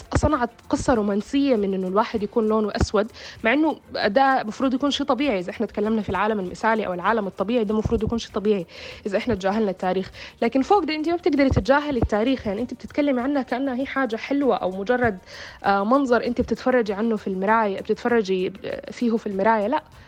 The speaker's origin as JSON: {"language": "Arabic", "country": "Sudan", "said": "أنا كسودانية أو كعربية سمراء البشرة"}